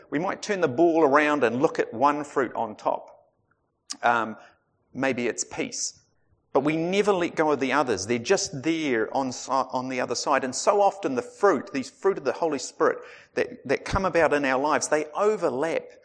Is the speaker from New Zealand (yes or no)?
yes; Otago, New Zealand; I grew up in Otago